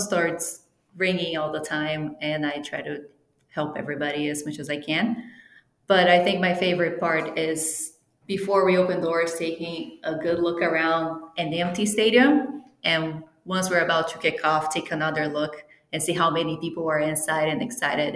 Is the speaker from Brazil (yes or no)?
yes; Brazil; first language Portuguese; English is a second language; moved away as an adult; also born or lived in Italy (ancestry); now in United States; I am actually from Brazil, and I moved here for my master's degree